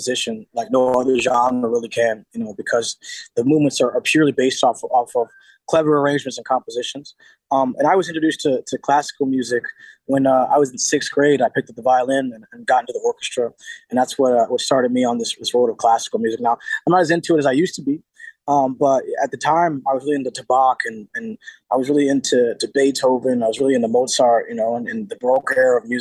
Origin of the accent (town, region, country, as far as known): Seattle, Washington, United States